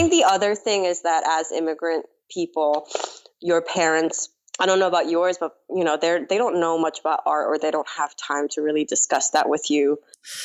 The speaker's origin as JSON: {"language": "English", "town": "New York City", "region": "New York", "country": "United States", "tie": "born or raised there", "also_born_or_lived": "South Korea", "second_language": "English", "said": "I grew up in Queens"}